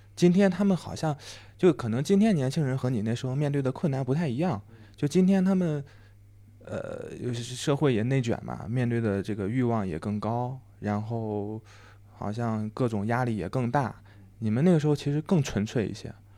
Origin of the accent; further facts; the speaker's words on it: Henan, China; moved away; 我老家河南的